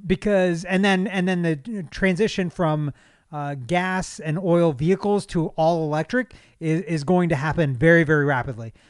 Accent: United States; as an American, a, as, as a citizen of this country

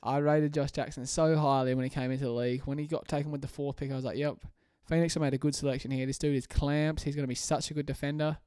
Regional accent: Australia; I'm Australian

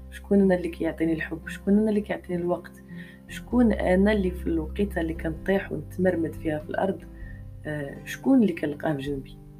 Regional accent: Morocco; حنا عندنا في المغرب

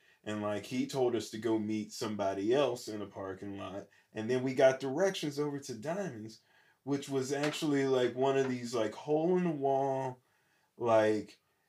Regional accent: Pittsburgh, Pennsylvania, United States; I'm from Pittsburgh.

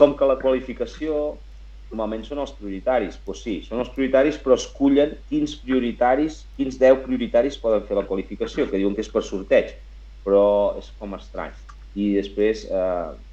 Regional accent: Catalonia, Spain; jo sóc català

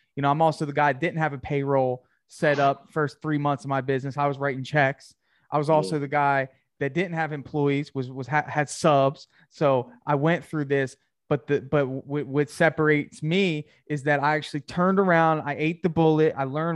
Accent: New Jersey, United States; I'm from New Jersey too

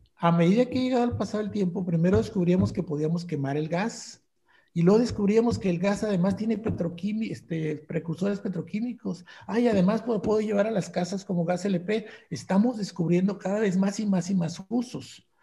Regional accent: Monterrey, Nuevo León, Mexico; yo soy regiomontano

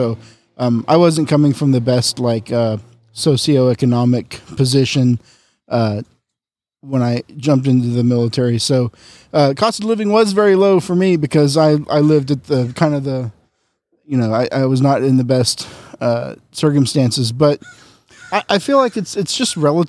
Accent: San Antonio, Texas, United States; also born or lived in San Angelo / Japan; now in San Diego, United States; Yeah, so, I originally from South Texas. I grew up like in San Antonio and San Angelo. Joined the Navy when I was, I was 22 when I joined. Spent 10 years, including time, stationed overseas in Japan and eventually landing in San Diego in 2009

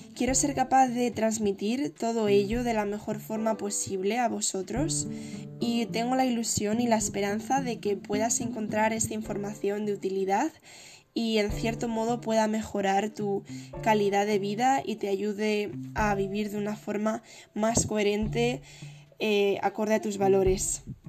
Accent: Madrid, Community of Madrid, Spain; soy de Madrid

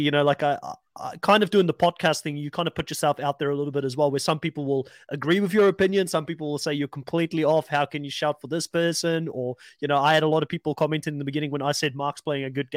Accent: South Africa; now in New Zealand; I'm South African born. I've lived in New Zealand for a long time now

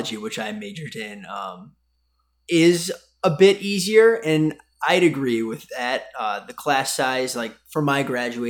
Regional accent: Irondequoit, New York, United States; So right on Lake Ontario in a small town called Irondequoit, about an hour east of Buffalo

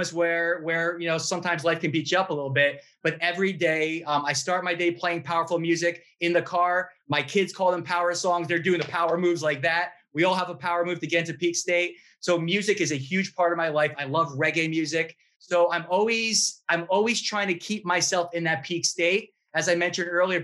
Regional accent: New York, United States; I'm a New Yorker.

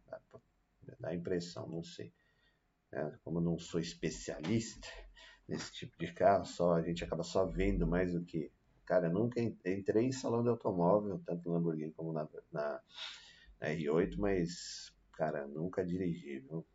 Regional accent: Brazil; a gente é brasileiro, nós somos brasileiros

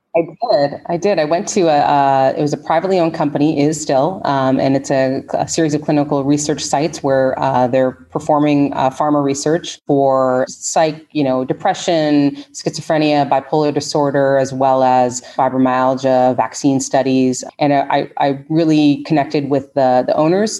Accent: Canada; moved away as an adult; now in United States; I'm originally from Canada

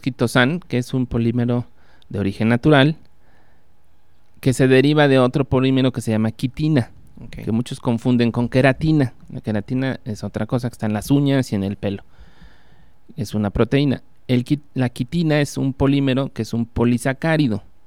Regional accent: Puebla, Mexico; yo nací en Puebla

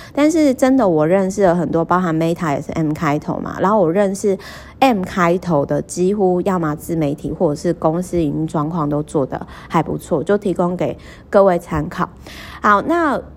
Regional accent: Kaohsiung, Taiwan; moved away; 我每次回高雄老家，因为我老家其实是在美术馆附近

